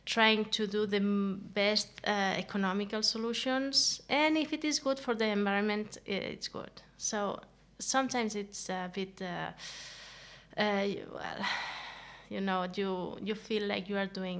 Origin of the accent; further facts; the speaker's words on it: Andorra; moved away as an adult; now in Denmark; I'm from Andorra